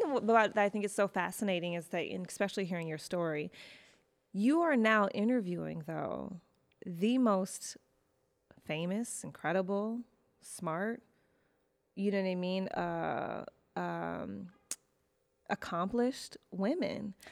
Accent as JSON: {"language": "English", "town": "Detroit", "region": "Michigan", "country": "United States", "also_born_or_lived": "Chicago / New York", "moved": "as an adult", "lives_now": "Los Angeles, United States", "said": "I lived in Chicago for, for school, but I'm originally from Detroit."}